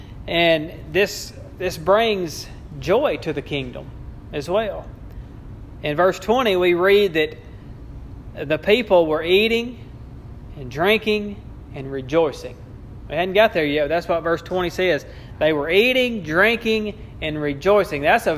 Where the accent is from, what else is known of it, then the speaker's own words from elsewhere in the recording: Bodcaw, Arkansas, United States; when I was growing up in Bodcaw